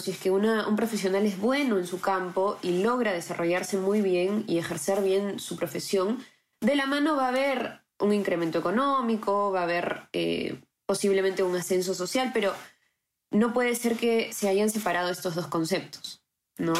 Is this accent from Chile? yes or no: no; Peru; nosotros como peruanos